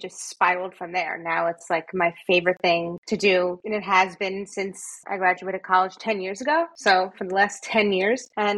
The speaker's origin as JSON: {"language": "English", "region": "New Jersey", "country": "United States", "tie": "born or raised there", "said": "Well, I'm born and raised in New Jersey."}